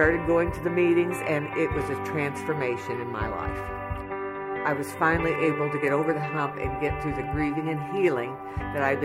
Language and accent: English; Rushville, Indiana, United States; I'm from Rushville, Indiana.